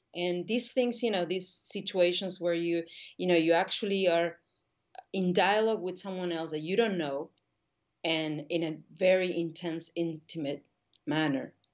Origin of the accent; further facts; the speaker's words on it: Buenos Aires, Argentina; moved away as an adult; also born or lived in New York; now in Paris, France; I grew up in Argentina